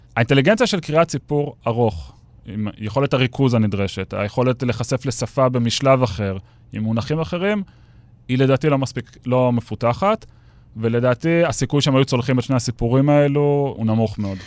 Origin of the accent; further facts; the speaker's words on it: Ramat Gan, Tel Aviv District, Israel; אני גדלתי בספרייה העירונית ברמת גן, ביליתי שם את מיטב שנותיי כילד וגם כנער